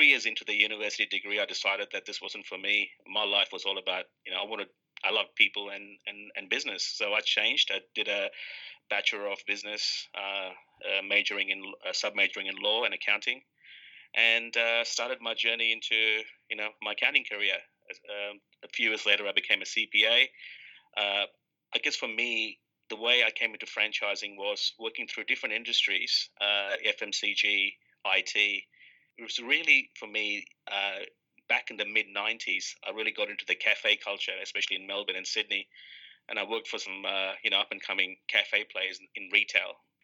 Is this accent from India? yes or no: yes; India; also born or lived in New South Wales, Australia; now in Australia; I was born in India. I came from a country, my city that I lived in had 4 million people.